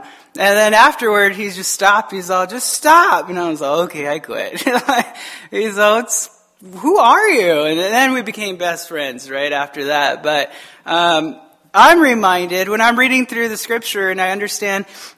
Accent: Tucson, Arizona, United States; I grew up in Tucson, Arizona

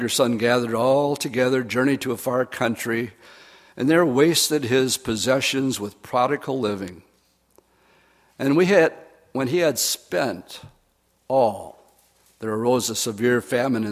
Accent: Oshkosh, Wisconsin, United States; I grew up in Oshkosh, Wisconsin

